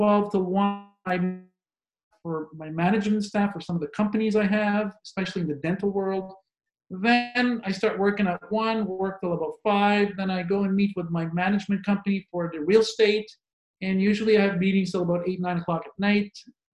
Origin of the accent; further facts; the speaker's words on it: Montreal, Quebec, Canada; moved away as an adult; now in Moncton, Canada; I am born and raised in Montreal